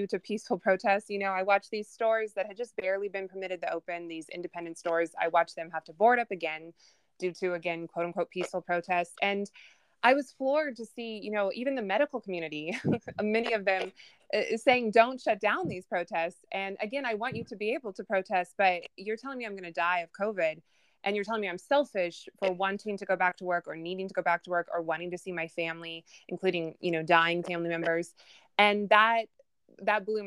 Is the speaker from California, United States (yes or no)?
yes; Southern California, United States; I was born and raised in Southern California. I still live in Los Angeles.